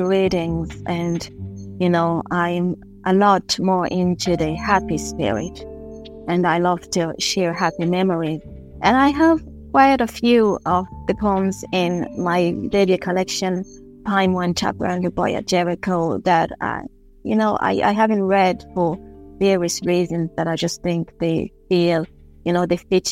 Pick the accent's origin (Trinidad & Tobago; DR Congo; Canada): DR Congo; now in Dublin, Ireland; I am a poet from the Democratic Republic of Congo, based in Ireland, in Dublin